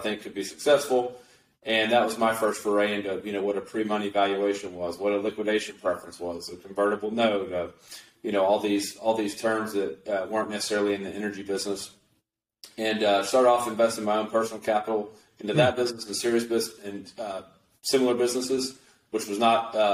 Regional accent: West Texas, United States; also born or lived in Austin, Texas; I started off growing up in a small town out in West Texas

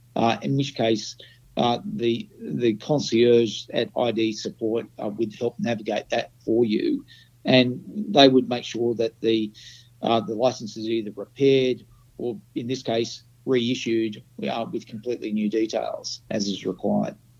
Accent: Australia; I'm an Australian

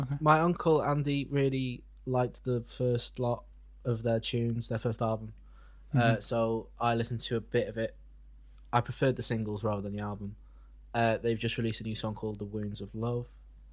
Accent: Wales, United Kingdom; We're all Welsh.

